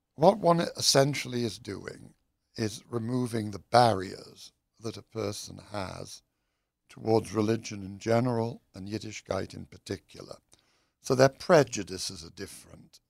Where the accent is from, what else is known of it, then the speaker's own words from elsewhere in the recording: United Kingdom; I'm British